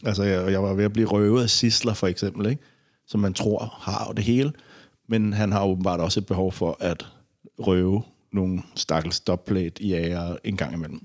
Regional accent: Denmark; som dansker

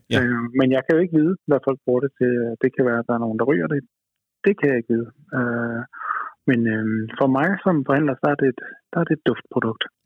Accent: Denmark; som, som øh, dansker

